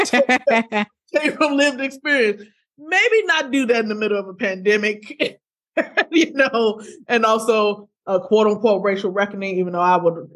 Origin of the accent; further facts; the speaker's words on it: Ferguson, Missouri, United States; I'm from Ferguson. I'm from St. Louis, Missouri